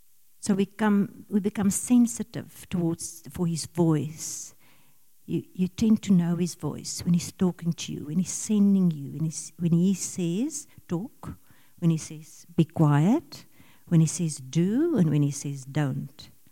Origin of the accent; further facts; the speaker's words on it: Pretoria, Gauteng, South Africa; We come from Pretoria. We were in the Ingea Moreleta Church in Pretoria.